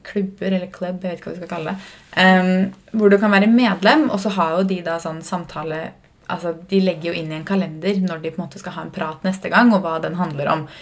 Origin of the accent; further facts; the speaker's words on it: Fredrikstad, Østfold, Norway; moved away; Vi har ikke vært hjemme i Fredrikstad siden nyttårsaften.